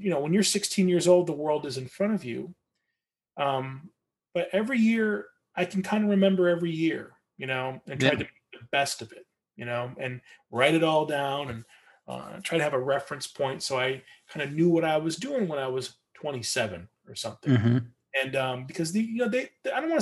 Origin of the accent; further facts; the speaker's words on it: Michigan, United States; now in Portland, United States; I live in Portland, Oregon. I was born in Michigan